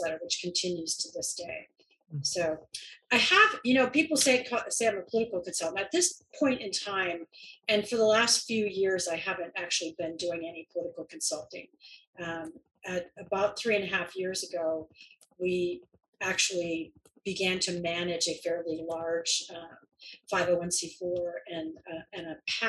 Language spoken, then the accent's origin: English; Williamsburg, Virginia, United States; now in Oregon, United States; I grew up in Williamsburg